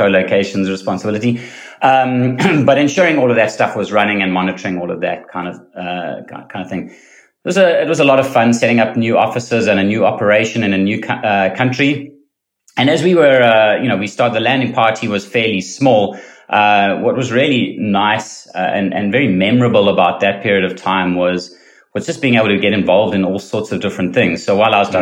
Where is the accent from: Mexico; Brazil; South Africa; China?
South Africa; moved away as an adult; also born or lived in London, United Kingdom / Boston, United States / Cayman Islands; now in Australia; I'm originally South African